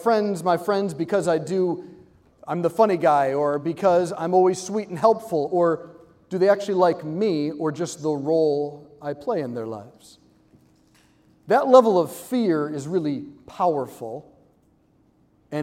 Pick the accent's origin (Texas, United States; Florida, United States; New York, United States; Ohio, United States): Ohio, United States; Hudson; moved away as an adult; now in Washington, D.C., United States; I'm from Cleveland, Ohio, yes, but just south of Cleveland, I'm in a small town, it's called Hudson.